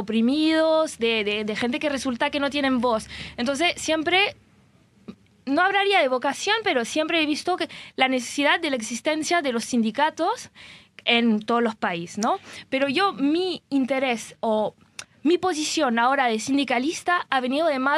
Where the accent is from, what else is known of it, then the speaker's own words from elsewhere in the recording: France; Spanish is a second language; moved away; porque a veces como yo soy francesa, que, vengo de un país que está bastante cerca